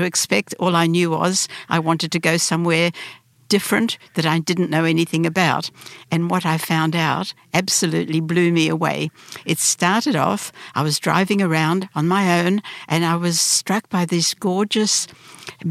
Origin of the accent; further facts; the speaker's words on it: Sydney, New South Wales, Australia; English is a second language; also born or lived in Lviv, Ukraine / Brisbane, Australia / Melbourne, Australia; I said, "Australia."